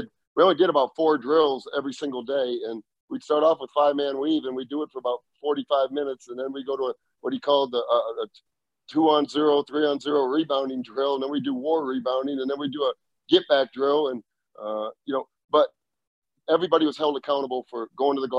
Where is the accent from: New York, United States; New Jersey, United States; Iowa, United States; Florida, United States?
Iowa, United States; Dubuque; I was growing up in Dubuque, Iowa